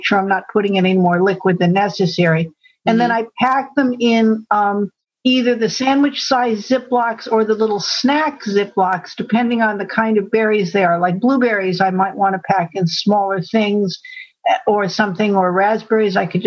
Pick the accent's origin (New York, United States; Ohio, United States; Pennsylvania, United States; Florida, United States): New York, United States; Syracuse and Buffalo area; now in about an hour and a half south of Albany, United States; I grew up there